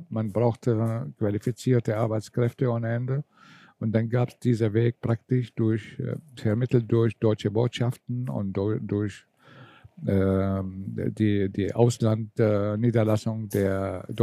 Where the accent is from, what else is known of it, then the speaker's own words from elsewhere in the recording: Syria; Ich komme zwar aus Syrien, aber meine Eltern sind griechisch. Sie, sie waren früher Flüchtlinge und sie sind in Syrien gelandet.